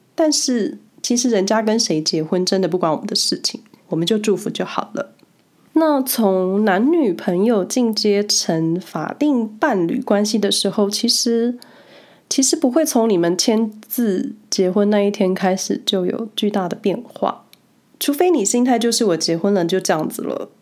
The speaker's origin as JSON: {"language": "Chinese", "country": "Taiwan", "tie": "born or raised there", "also_born_or_lived": "Hsinchu, Taiwan / Taipei, Taiwan", "moved": "as an adult", "lives_now": "Switzerland", "said": "我一直就是在台湾走跳，最远的班加距离了不起就是新竹到台北，然后直接从台湾搬到瑞士"}